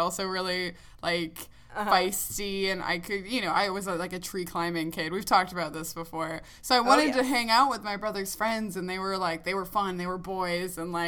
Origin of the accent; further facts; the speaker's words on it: United States; I grew up in the United States in the mainland U.S., so I don't have any sort of accent